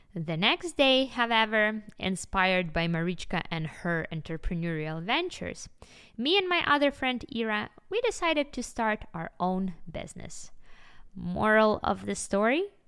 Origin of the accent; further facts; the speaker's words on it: Kyiv, Ukraine; I was born in Ukraine in the nineties, and, uh, me and my family, we lived in a very small and simple apartment in the heart of, of the capital city, Kyiv